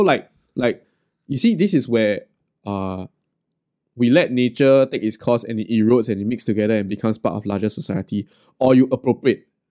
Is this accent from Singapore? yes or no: yes; Singapore; as a Singaporean Chinese